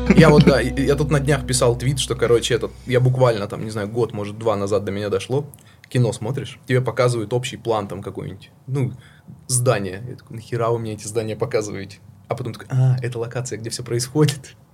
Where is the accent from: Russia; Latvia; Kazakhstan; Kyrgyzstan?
Russia; Udachny, Sakha Republic; also born or lived in Siberia / Saint Petersburg; now in Georgia; родился я в Якутии